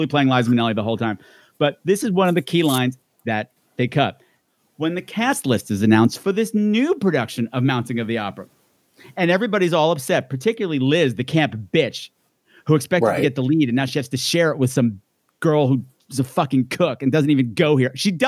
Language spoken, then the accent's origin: English; Long Island, New York, United States; we're from Long Island.